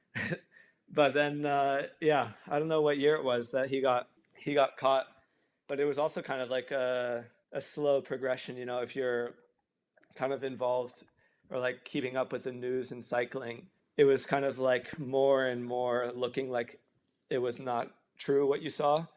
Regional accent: Tennessee, United States; moved away; where I grew up specifically in Tennessee

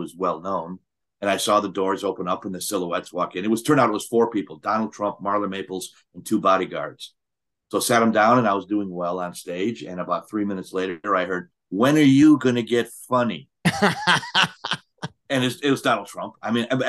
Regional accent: Milwaukee, Wisconsin, United States; Milwaukee is my hometown

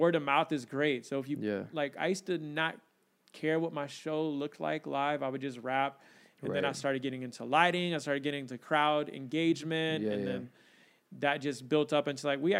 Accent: Dallas, Texas, United States; now in Oklahoma, United States; I grew up in Dallas

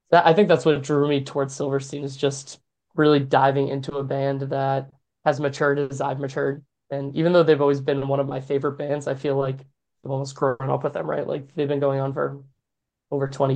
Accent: New Hampshire, United States; I grew up in New Hampshire

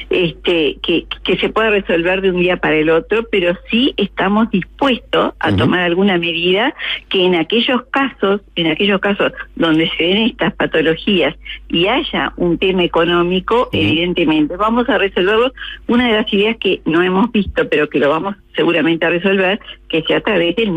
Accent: Uruguay; general como uruguaya

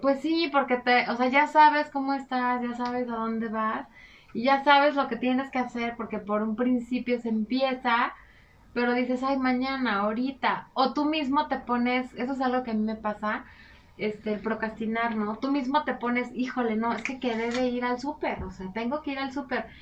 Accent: Mexico; nosotros somos muy afectos eh, como cultura mexicana

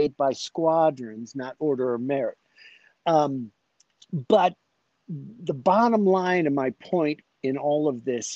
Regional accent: Chicago, Illinois, United States; moved away as an adult; I grew up in Chicago, inner city guy, working in steel mills

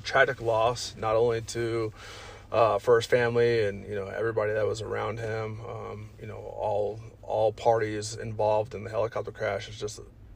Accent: Colorado Springs, Colorado, United States; also born or lived in Los Angeles, California / Alamosa, Colorado / Pueblo, Colorado; I was moved by my mother out here to Colorado Springs and have been here since then

